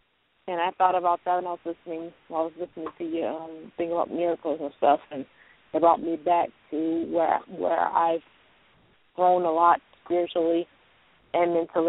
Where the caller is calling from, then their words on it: Louisiana, United States; Louisiana? Mm-hmm.